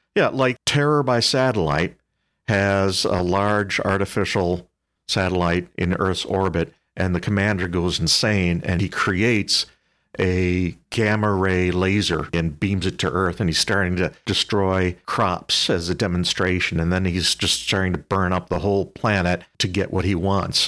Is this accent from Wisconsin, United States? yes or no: yes; Whitewater, Wisconsin, United States; I grew up in Whitewater in the mid-seventies